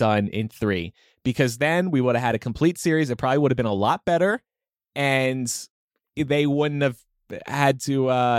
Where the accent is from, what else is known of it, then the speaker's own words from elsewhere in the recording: New Jersey, United States; I'm from South Jersey. It's a whole different world.